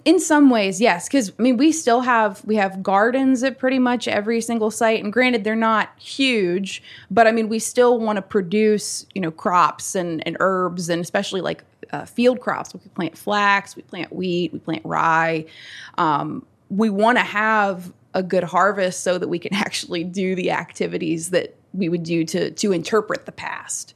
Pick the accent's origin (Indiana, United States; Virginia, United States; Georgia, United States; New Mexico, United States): Virginia, United States; Natural Bridge Station; moved away as an adult; now in Staunton, United States; I am from Rockbridge County, Virginia, specifically Natural Bridge Station